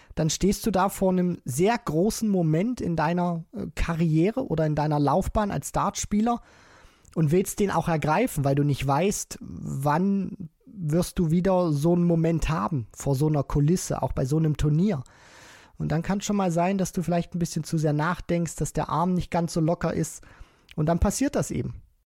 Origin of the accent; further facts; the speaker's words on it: Germany; wir ja als Deutsche